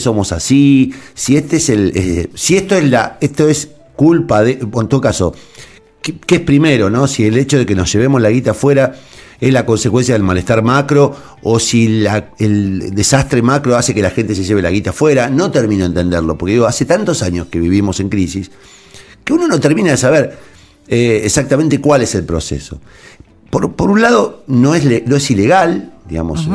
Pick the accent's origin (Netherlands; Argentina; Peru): Argentina; ¿Qué somos, digamos, los argentinos?